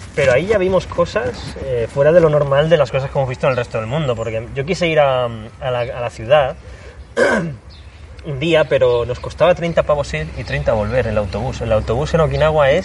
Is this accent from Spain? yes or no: yes; Spain; como los españoles